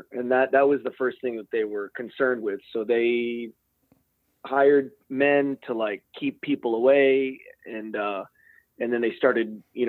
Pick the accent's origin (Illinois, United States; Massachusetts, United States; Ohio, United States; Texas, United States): Texas, United States; Houston; So I grew up in Houston, and you know, this is the oil and gas city and everything.